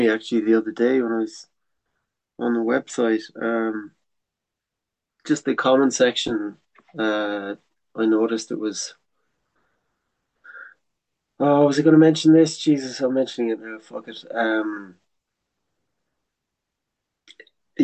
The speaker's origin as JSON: {"language": "English", "country": "Ireland", "also_born_or_lived": "France", "first_language": "English", "moved": "as an adult", "said": "I came home for Christmas 1 year, and he said, maybe it'd be good to try staying in Ireland"}